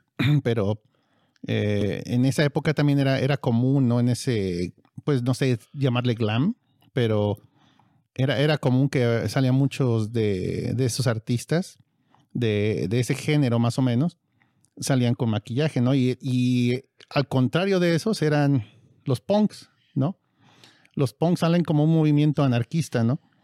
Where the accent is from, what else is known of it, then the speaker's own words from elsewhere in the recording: Mexico; nosotros somos de México